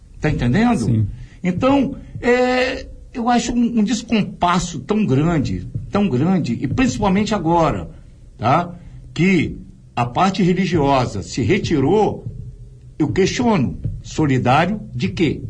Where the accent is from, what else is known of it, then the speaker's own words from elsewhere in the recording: Vila Velha, Espírito Santo, Brazil; also born or lived in Vitória / Rio de Janeiro; nasci e cresci na prainha de frente pro convento da Penha